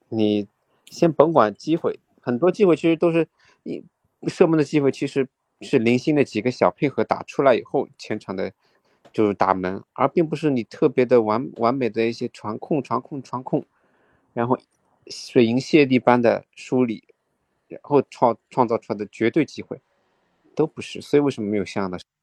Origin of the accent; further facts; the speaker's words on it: Shanghai, China; 身为一个上海人